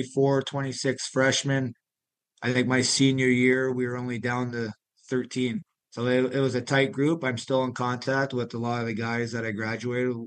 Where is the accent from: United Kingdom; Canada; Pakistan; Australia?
Canada; Dunnville, Ontario; moved away as an adult; also born or lived in Thorold; now in Aston, United States; growing up in Canada